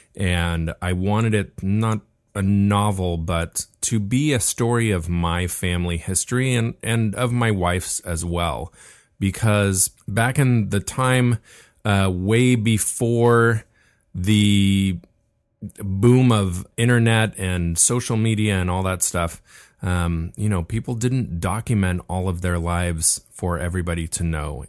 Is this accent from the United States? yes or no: yes; Laguna Beach, California, United States; we were born and raised in Laguna Beach